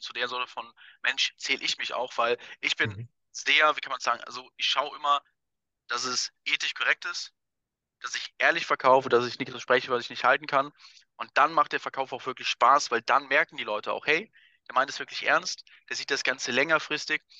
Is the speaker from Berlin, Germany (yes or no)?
no; Wuppertal, North Rhine-Westphalia, Germany; moved away as an adult; now in Vienna, Austria; ich komme ja ursprünglich aus Wuppertal, aus Deutschland, wohne jetzt ja seit fünf Jahren auch in Wien